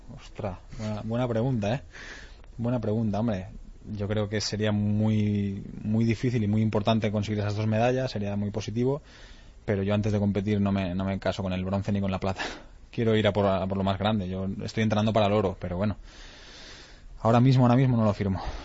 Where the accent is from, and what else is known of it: Lleida, Catalonia, Spain; moved away